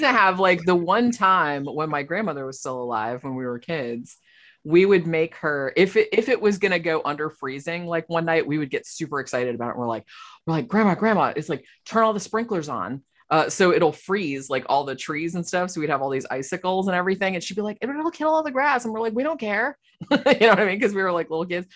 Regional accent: Florida, United States; I'm from here. I was born in Florida

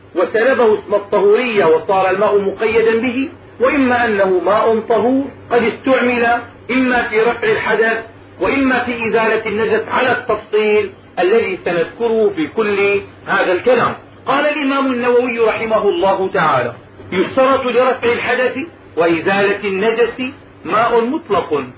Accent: Damascus, Damascus Governorate, Syria; عندنا في دمشق

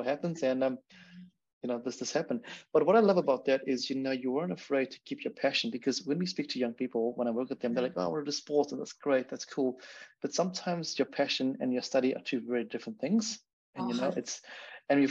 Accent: Zimbabwe; moved away; I'm from Zimbabwe as well

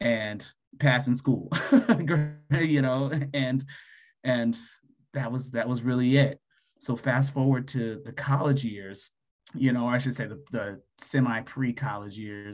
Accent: Denver, Colorado, United States; now in Atlanta, United States; I was born and raised in Denver, Colorado.

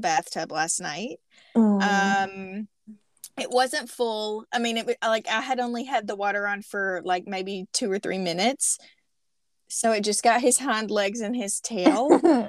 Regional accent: Southern United States, United States; accent: extreme Southern; also born or lived in Southeast Arkansas; my extreme Southern accent

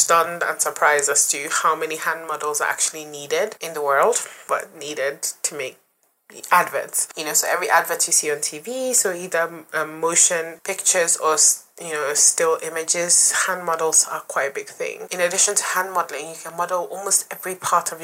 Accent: Nigeria; now in London, United Kingdom; I'm Nigerian

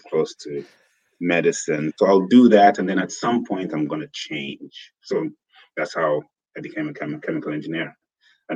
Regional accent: Zambia; moved away as an adult; also born or lived in United Kingdom / Tanzania; now in Silicon Valley, United States; I was born and raised in Zambia.

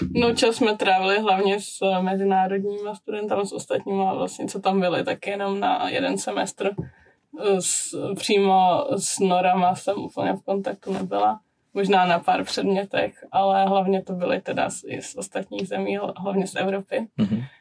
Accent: Czechia; moved away as an adult; now in Prague, Czech Republic; u nás doma v Krušných horách

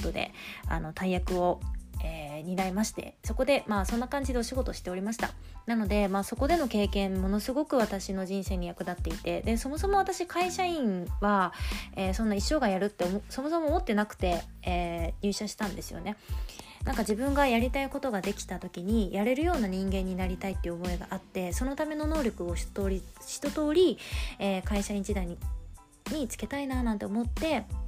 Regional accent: Tokyo, Japan; moved away as an adult; 私は東京出身の人間

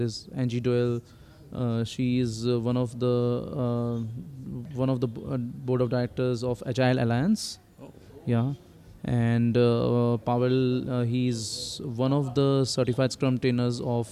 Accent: India; moved away as an adult; also born or lived in Pune / Johannesburg, South Africa; now in South Africa; I was born in India, and then I did my schooling and college, everything in India

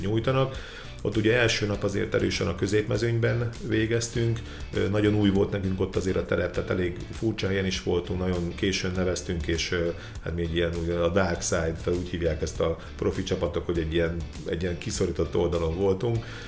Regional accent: Szeged, Csongrád-Csanád, Hungary; Szegeden születtem

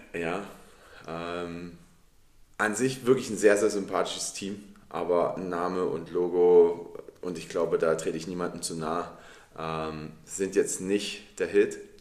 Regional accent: Dresden, Saxony, Germany; ich bin in Dresden geboren und in Dresden aufgewachsen

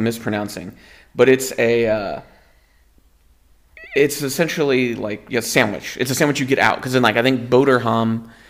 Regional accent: the South, Southern United States, United States; moved away as an adult; now in Netherlands; it's a sacrifice I knew I was going to make as a Southerner moving to Europe

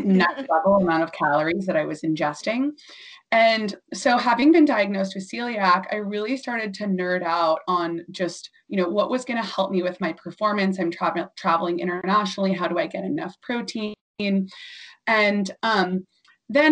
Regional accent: Orange County, Southern California, United States; I grew up in Orange County, so Southern

